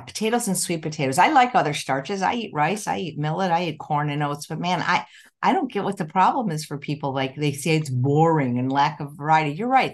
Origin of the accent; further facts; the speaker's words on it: Chicago, Illinois, United States; moved away; I grew up in Chicago